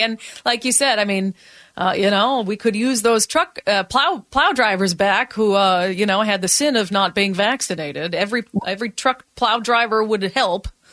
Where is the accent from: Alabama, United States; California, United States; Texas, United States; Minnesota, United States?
Minnesota, United States; now in Washington, United States; I grew up in Minnesota